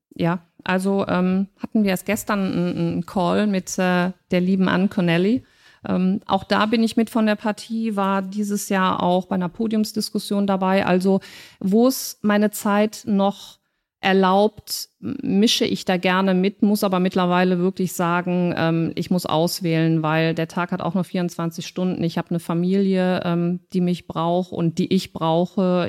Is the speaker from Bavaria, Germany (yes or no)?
no; Cologne, North Rhine-Westphalia, Germany; wir zwei Urkölschen